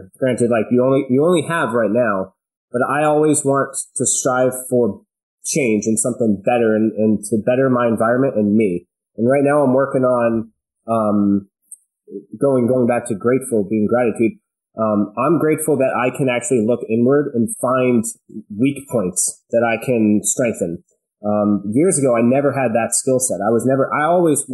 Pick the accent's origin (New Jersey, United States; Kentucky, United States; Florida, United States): New Jersey, United States; central; I was born in New Jersey, central New Jersey. We had a farm, and I was raised there